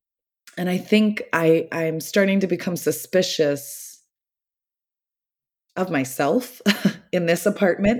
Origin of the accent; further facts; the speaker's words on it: the Southern US, United States; moved away; my Southern culture